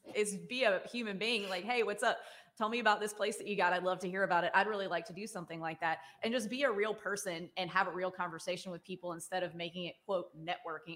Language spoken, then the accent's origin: English; Starkville, Mississippi, United States; I grew up in Starkville